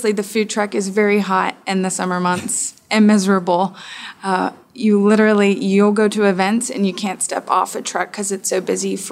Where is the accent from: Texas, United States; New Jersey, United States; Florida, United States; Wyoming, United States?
Texas, United States; now in Atlanta, United States; I'm from Texas